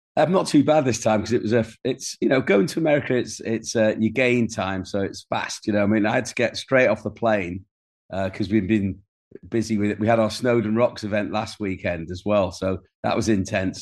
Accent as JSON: {"language": "English", "region": "Wales", "country": "United Kingdom", "said": "people like myself who were, had been denied the language, but were as Welsh as anybody"}